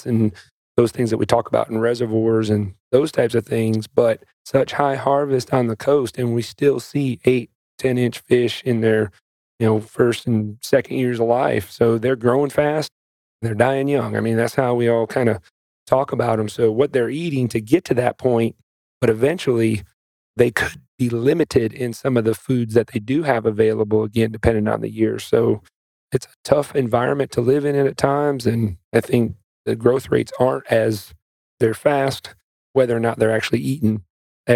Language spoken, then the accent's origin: English; Iowa, United States; now in North Carolina, United States; growing up in Iowa